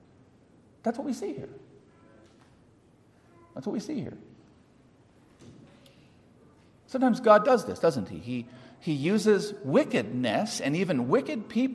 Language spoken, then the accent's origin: English; California, United States; I'm a Californian